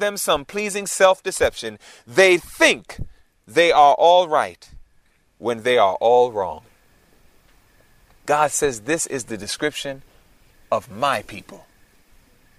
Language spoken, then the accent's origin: English; New York City, New York, United States; moved away; also born or lived in Georgia; Born and raised in Queens, New York